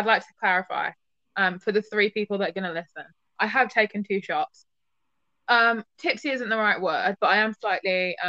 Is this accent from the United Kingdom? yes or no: yes; England, United Kingdom; being English